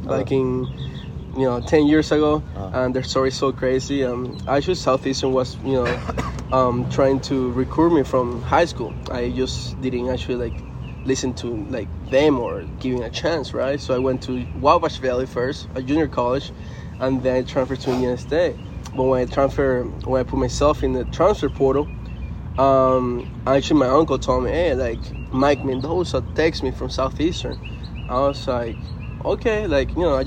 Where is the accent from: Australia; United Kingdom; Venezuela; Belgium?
Venezuela; first language Spanish; English is a second language; moved away as an adult; also born or lived in New York, United States / Chicago area, United States; now in United States; Actually, I grew up in Venezuela. I was born here in the States. But when I was 3 years old, we moved back to Venezuela